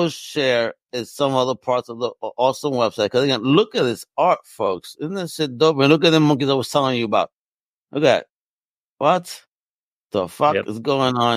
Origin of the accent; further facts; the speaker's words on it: New York, United States; as a New Yorker.